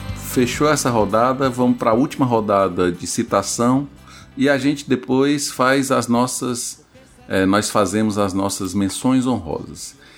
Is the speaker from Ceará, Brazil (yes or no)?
yes; Ceará, Brazil; accent: cearense